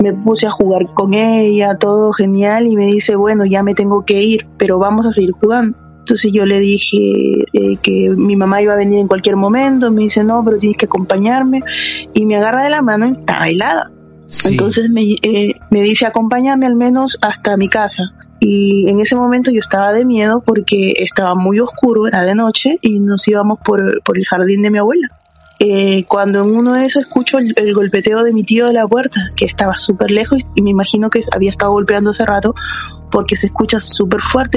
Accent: Peru; moved away as an adult; now in Santiago, Chile; Yo soy de Perú. Yo tengo viviendo acá como 10 años.

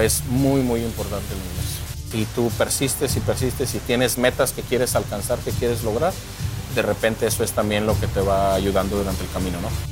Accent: Morelia, Michoacán, Mexico; moved away as an adult; now in United States; yo vengo de la ciudad de Morelia, Michoacán, de México

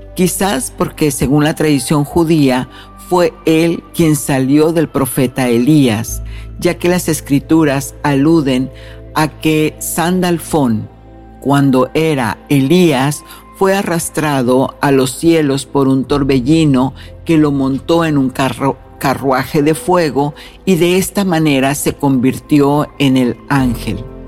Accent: Mexico; moved away; fui a mi tierra natal, a México

